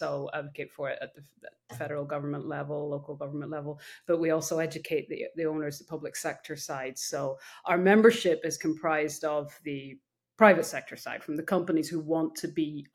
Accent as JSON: {"language": "English", "region": "Northern Ireland", "country": "United Kingdom", "tie": "born or raised there", "moved": "yes", "lives_now": "United States", "said": "I was born in Ireland, raised on a farm, came over to the US when I was in my, very young."}